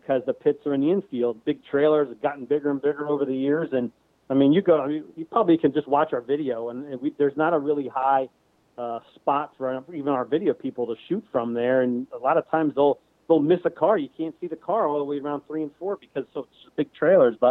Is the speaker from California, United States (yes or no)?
no; New Jersey, United States; now in Pennsylvania, United States; I lost a lot of tracks that I went to as a kid growing up and stuff in this area. I mean, I guess because I was from New Jersey